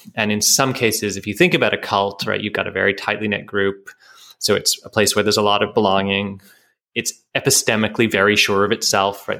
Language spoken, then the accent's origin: English; Canada; I'm a Canadian, that's part of my identity